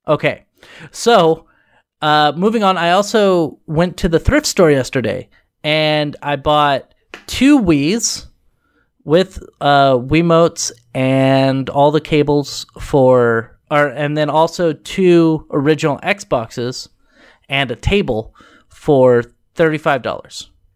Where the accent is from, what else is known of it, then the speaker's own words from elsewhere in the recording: Oregon, United States; I'm from Oregon